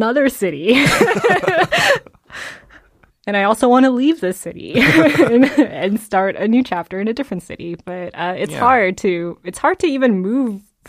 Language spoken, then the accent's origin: English; Georgia, United States; also born or lived in New Jersey; I graduated from high school. I moved from Georgia to New York City.